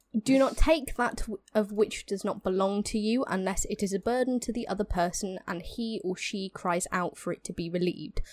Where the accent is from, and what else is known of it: England, United Kingdom